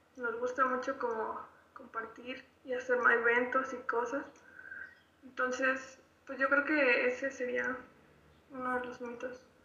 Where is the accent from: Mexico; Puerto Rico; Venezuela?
Mexico; Bajío; yo soy de aquí, del Bajío